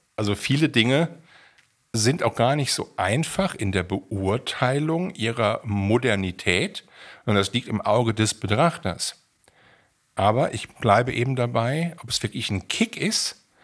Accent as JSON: {"language": "German", "town": "Siegen", "region": "North Rhine-Westphalia", "country": "Germany", "tie": "born or raised there", "said": "meiner Heimatregion in Siegen"}